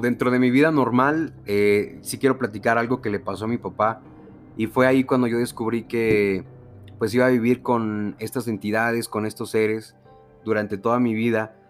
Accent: Veracruz, Mexico; vengo del estado de Veracruz

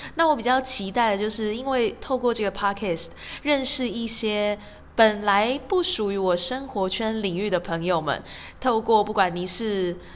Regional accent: Taiwan; now in Doha, Qatar; 有我，台湾

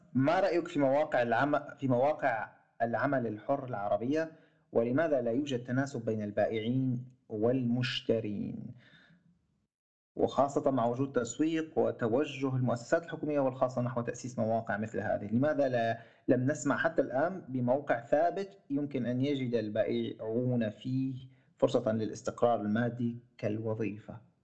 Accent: Syria; عندنا بسوريا

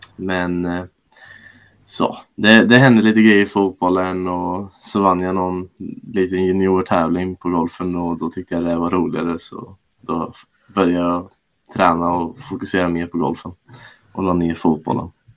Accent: Norrköping, Östergötland, Sweden; jag är ju född och uppvuxen i Norrköping

